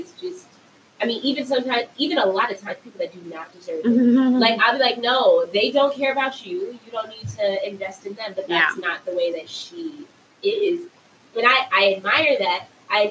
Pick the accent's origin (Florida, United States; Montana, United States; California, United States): California, United States; Compton; I grew up in Compton, right, but I went to private school for elementary and middle school, a private school in Compton